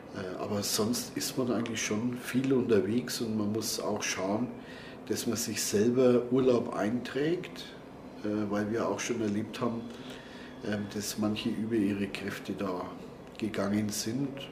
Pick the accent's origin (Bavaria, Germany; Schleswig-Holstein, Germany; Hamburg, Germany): Bavaria, Germany; Nuremberg; als Nürnberger